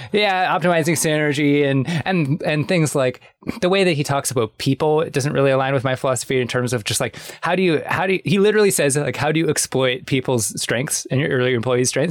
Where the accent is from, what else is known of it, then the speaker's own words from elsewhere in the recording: Canada; I'm Canadian.